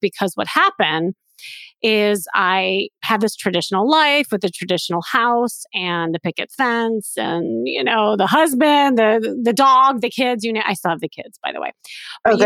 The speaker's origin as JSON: {"language": "English", "town": "Chicago", "region": "Illinois", "country": "United States", "said": "I am from Chicago and I had this kind of traditional life."}